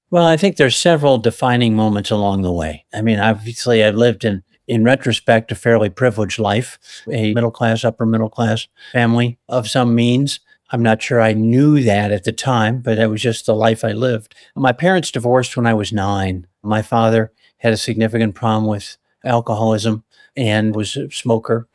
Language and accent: English; Chicago, Illinois, United States; moved away as an adult; also born or lived in Colorado; I was born and raised in the Chicago area